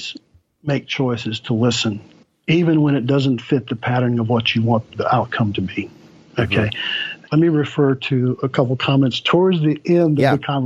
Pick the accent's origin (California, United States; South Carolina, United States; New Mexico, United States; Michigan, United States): South Carolina, United States; Eastern; I grew up in Eastern South Carolina, right in the middle of integration